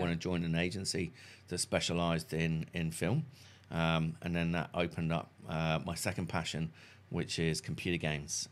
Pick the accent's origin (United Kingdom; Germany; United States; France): United Kingdom; Salcombe, South West England; also born or lived in Fulham, London; now in New Zealand; originally from a small, sleepy fishing village called Salcombe in South Devon